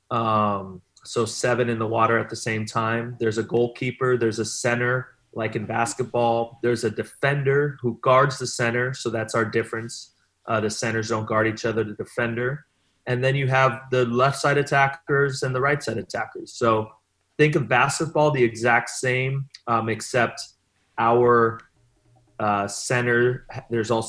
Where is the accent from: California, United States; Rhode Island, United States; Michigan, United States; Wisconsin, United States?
California, United States; Long Beach; also born or lived in Rio de Janeiro, Brazil / Milan, Italy; So I'm from Long Beach.